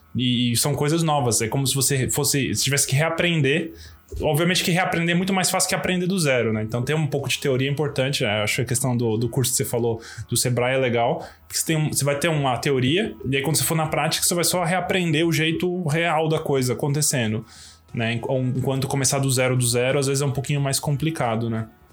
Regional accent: São Paulo, Brazil; A gente é de São Paulo

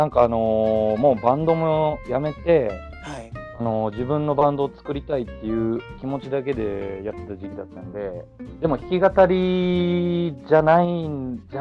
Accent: Kansai, Japan; also born or lived in Osaka; もともと僕関西出身なんですけど、今は東京に、それも、まあ1年半ぐらい前に東京に来て、

